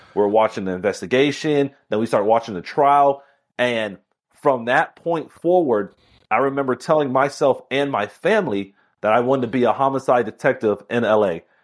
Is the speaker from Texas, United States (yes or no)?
no; Miami, Florida, United States; I was born and raised in Miami